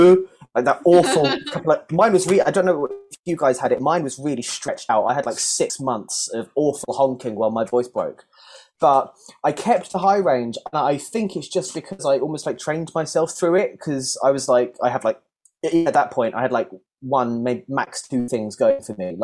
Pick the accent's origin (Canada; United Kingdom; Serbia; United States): United Kingdom; South East England; I grew up just around London, but the edges were knocked off my accent over. I've lived down here for about 10 years now